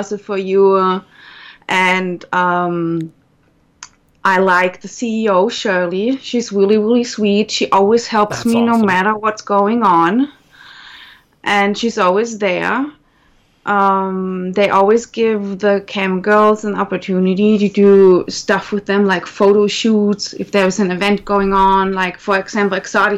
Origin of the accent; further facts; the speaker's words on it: Germany; accent: German; As you can tell from my accent, I'm German. Well, actually, half German